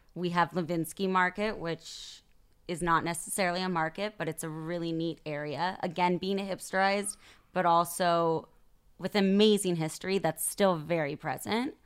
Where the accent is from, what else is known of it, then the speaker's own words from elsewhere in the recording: Sacramento, California, United States; moved away as an adult; now in Tel Aviv, Israel; growing up in Sacramento